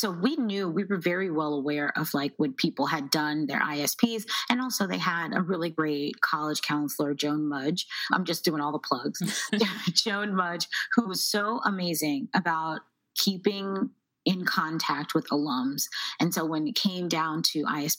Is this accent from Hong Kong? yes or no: no; Baltimore, Maryland, United States; also born or lived in New York; I am from Baltimore, Maryland, where I actually still live right now.